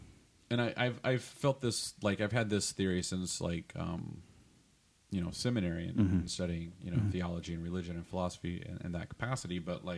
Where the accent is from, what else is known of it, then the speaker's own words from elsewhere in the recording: Texas, United States; now in Los Angeles, United States; I grew up in Texas and my mom and dad live there and my family is there